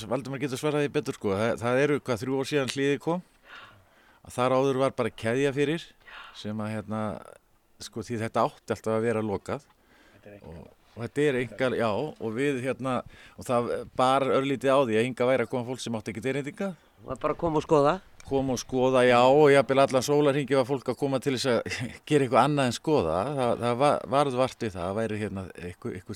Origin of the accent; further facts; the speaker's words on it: Reykjavík, Capital Region, Iceland; ég er úr Reykjavík og hérna fættur þar upp alveg og býð þar sko.